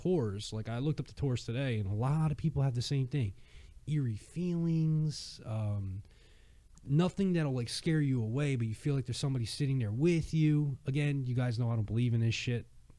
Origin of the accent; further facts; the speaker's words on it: New Jersey, United States; So where I grew up. Or part of where I grew up in Jersey